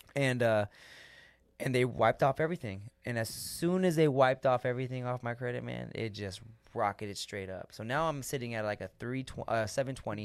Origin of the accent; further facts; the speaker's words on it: United States; we as American citizens